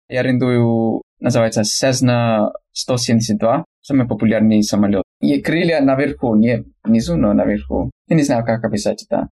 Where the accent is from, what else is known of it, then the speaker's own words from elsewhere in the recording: California, United States; Russian is a second language; я американец из Калифорнии, живу на юге Калифорнии, два часа от Лос-Анджелеса на восток